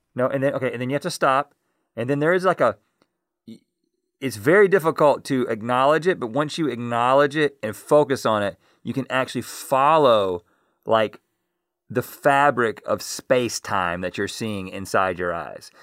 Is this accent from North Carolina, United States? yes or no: yes; Harnett County, North Carolina, United States; we're just a couple of guys who grew up in Harnett County